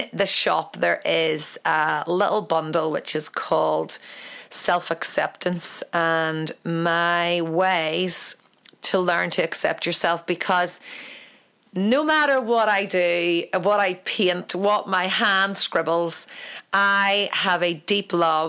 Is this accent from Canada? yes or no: no; Ireland; I'm an Irish painter.